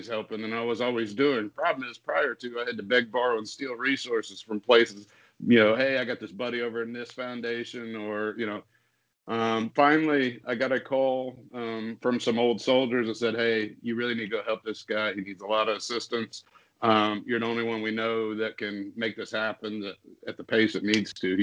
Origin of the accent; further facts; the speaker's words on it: Iowa, United States; moved away; I come from Iowa